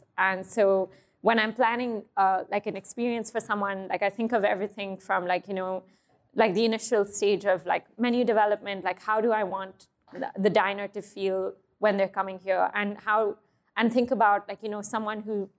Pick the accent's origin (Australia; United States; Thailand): Thailand; also born or lived in Hong Kong; I grew up in Thailand and Hong Kong. So a lot of my, a lot of the flavors and a lot of the dishes I create are inspired by that region.